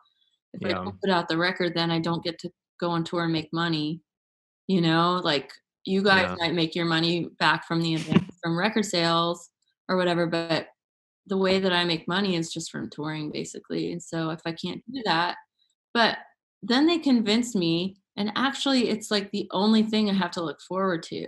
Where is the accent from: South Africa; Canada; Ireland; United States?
United States; to be from here